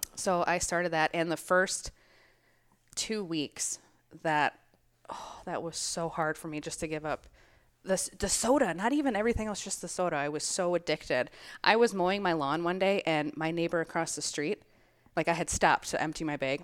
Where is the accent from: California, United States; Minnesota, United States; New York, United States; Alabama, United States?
Minnesota, United States; I am from Minnesota